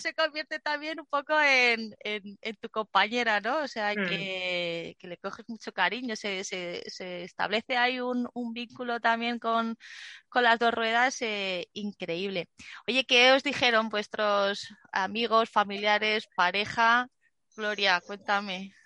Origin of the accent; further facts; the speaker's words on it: Zaragoza, Aragon, Spain; cuando era pequeña en un parque en Zaragoza